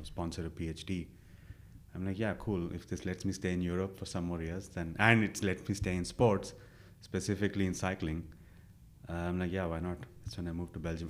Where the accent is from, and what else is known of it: India; born or raised there; moved away as an adult